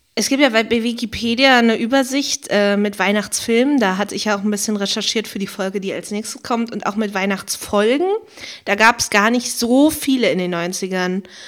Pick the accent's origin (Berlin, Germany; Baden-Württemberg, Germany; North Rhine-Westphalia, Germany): Berlin, Germany; Weil meine Musikschule war ja eine relativ große von Pankow, Berlin-Pankow